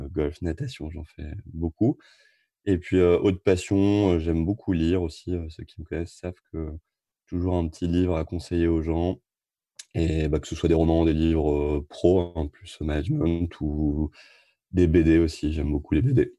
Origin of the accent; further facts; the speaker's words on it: Amiens, Hauts-de-France, France; now in Rouen, France; je suis originaire d'Amiens